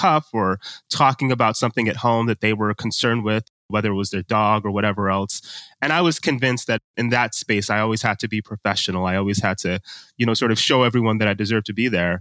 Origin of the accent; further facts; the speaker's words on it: United States; my parents are from Nigeria. I was born and raised in America